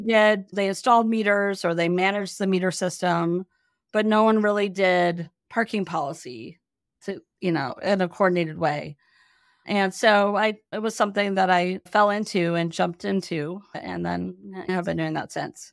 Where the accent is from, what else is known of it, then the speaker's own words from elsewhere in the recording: Minneapolis, Minnesota, United States; moved away as an adult; now in Seattle, United States; I grew up in the Midwest